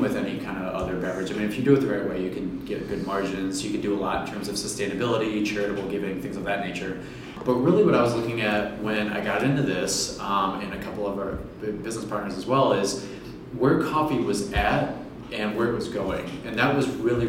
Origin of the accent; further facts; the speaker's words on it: Michigan, United States; growing up in Michigan, we've kind of become Beer City in Grand Rapids